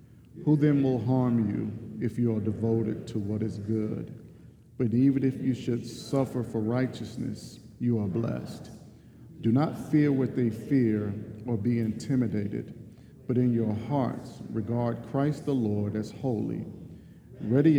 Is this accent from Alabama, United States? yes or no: yes; Mobile, Alabama, United States; a local housing project in my hometown of Mobile, Alabama